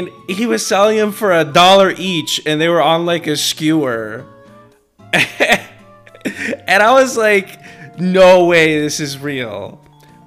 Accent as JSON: {"language": "English", "town": "Chicago", "region": "Illinois", "country": "United States", "tie": "born or raised there", "said": "in my hometown of Chicago"}